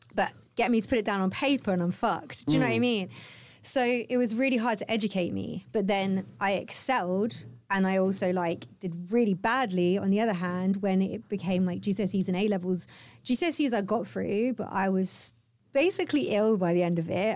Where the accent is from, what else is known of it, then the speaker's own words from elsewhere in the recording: the Cotswolds, South West England, United Kingdom; moved away as an adult; also born or lived in Cardiff; now in London, United Kingdom; I grew up in the Cotswolds